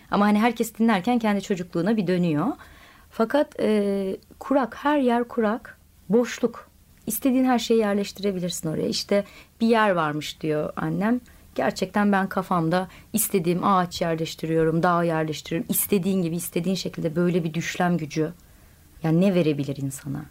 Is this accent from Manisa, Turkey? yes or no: no; Okçu village, Eskişehir, Turkey; Eskişehir'in Okçu köyünde büyüdüm.